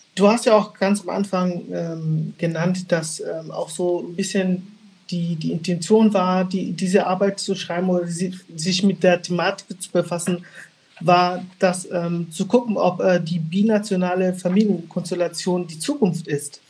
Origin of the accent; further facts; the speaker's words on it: Angola; now in Germany; ich bin äh, gebürtig in äh, Angola, geboren, also gebürtig, gebürtiger Angolaner.